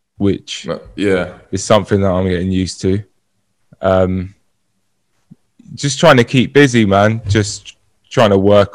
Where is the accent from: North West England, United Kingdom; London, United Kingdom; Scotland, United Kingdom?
London, United Kingdom; Brentford; I'm from Brentford